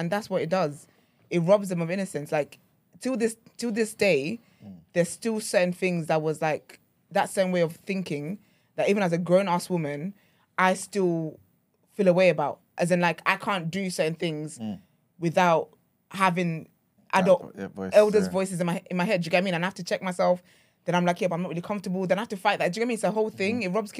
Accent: Nigeria; now in United Kingdom; Like when I was like younger, like obviously growing up in Nigeria and stuff

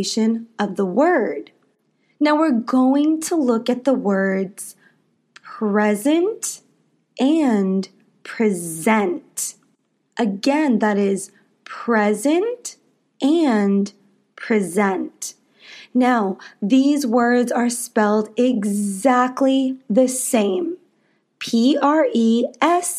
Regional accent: United States; I am an American English teacher

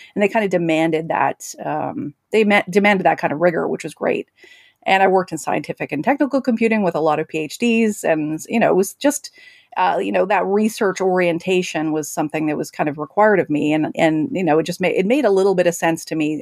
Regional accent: Alberta, Canada; I'm from Alberta, Canada

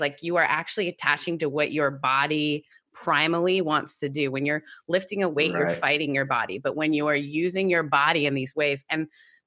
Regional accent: Canada; also born or lived in United Kingdom

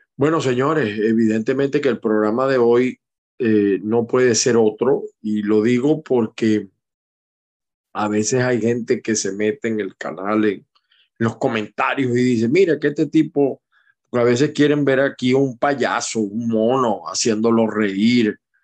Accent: Aragua, Venezuela; moved away; yo soy del Estado Aragua

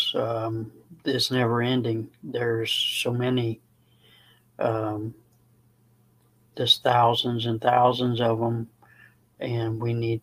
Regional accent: Indiana, United States; moved away as an adult; now in Crossville, United States; I'm originally from Indiana.

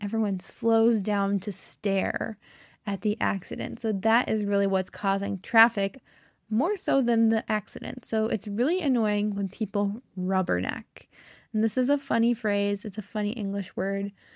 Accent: United States; accent: American; I am American, true and true, That means I've, I'm very American. I've never lived in another country

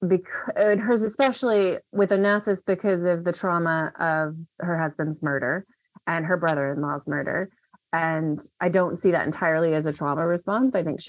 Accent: Memphis, Tennessee, United States; born there; also born or lived in Mississippi / Chicago / London; now in Washington, D.C., United States; I'm originally from the South. I was born in Memphis and we moved around a lot when I was a kid, went to undergrad in Mississippi, grad school in Chicago, and then got my PhD in London.

